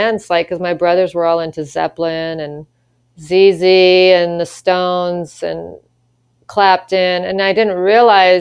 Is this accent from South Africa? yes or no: no; Ottawa, Ontario, Canada; moved away as an adult; also born or lived in Vancouver, Canada; now in Texas, United States; I was from Ottawa